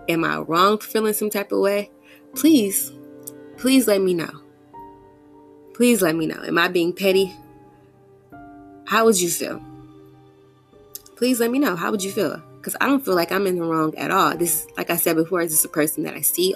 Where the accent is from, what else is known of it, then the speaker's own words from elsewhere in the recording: Houston, Texas, United States; I'm from Houston, born and raised here